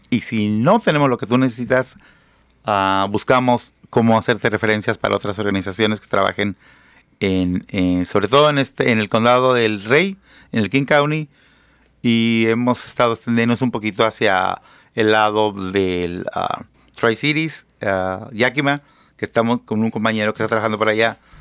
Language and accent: Spanish; Mexico; now in United States; Y yo soy una perra laica nacida en México